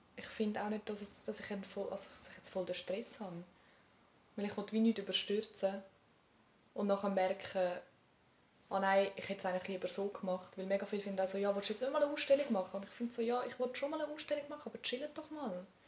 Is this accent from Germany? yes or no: no; Switzerland; aufgewachsen bin in Eugst